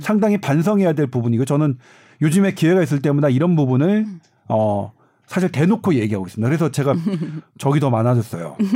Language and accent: Korean; Seoul, South Korea; 저는 뭐냐면 서울이라고 좀 여기 뭐 저 강북이거든요. 서울에